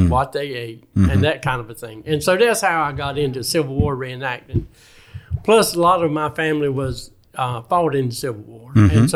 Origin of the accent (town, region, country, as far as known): North Carolina, United States; born or raised there; accent: North Carolina country boy; also born or lived in Wilmington